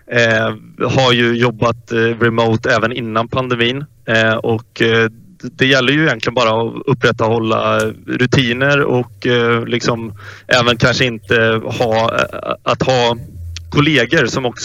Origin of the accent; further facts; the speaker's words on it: Västgötaslätten, Västra Götaland, Sweden; moved away; also born or lived in Stockholm; det var ju för att jag faktiskt flyttade till eh, Västgötaslätten. Så att jag, eller jag flyttade hem från Stockholm.